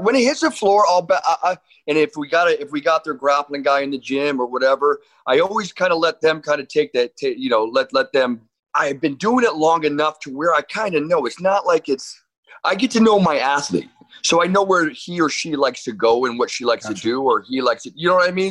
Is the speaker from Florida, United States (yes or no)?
no; Orange, California, United States; also born or lived in New York / Costa Mesa, California; now in Newport Beach, United States; I grew up in the city of Orange